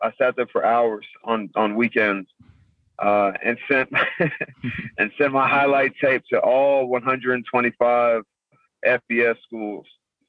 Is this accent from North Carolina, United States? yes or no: no; San Antonio, Texas, United States; San Antonio.